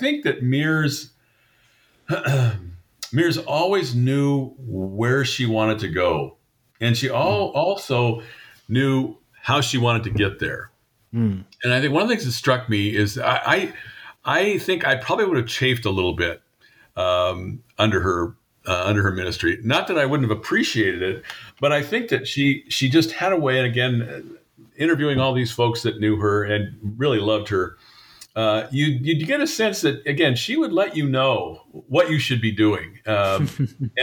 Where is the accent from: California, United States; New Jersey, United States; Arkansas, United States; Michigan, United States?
California, United States; Compton; moved away as an adult; also born or lived in Washington; I grew up in Southern California. My home church was St. John's United Presbyterian Church in Compton, California